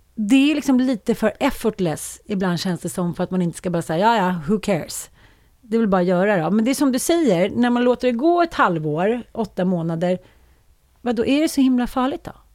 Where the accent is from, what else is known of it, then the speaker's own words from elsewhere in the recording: Sweden; känner man sig som svensk kvinna